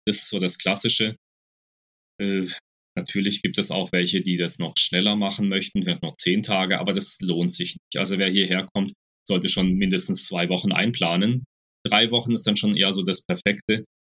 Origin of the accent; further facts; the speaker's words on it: Black Forest, Baden-Württemberg, Germany; moved away as an adult; now in Costa Rica; ich als gebürtiger Schwarzwälder